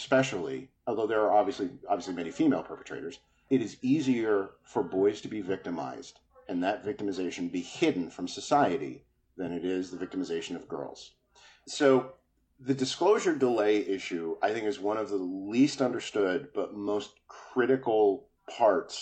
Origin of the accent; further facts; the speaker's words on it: New Jersey, United States; the little neighborhood enclave that I was raised in New Jersey